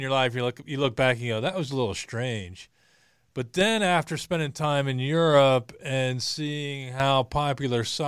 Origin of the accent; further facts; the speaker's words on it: Western Pennsylvania, United States; I grew up in Western PA